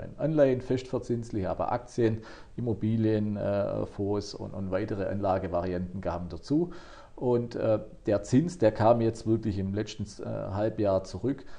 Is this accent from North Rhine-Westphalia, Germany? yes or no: no; Baden-Württemberg, Germany; bei uns in Baden-Württemberg